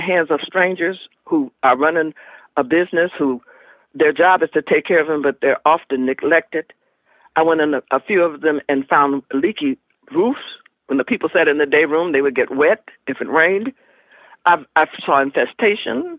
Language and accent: English; Alabama, United States; moved away; I'm from Alabama